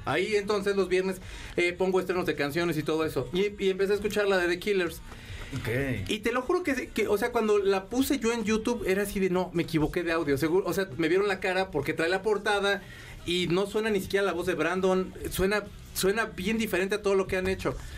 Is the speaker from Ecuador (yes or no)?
no; León, Guanajuato, Mexico; Yo soy de León.